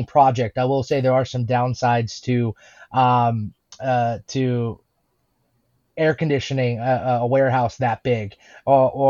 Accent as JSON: {"language": "English", "country": "United States", "said": "myself and Zach, my business partner, we're from America"}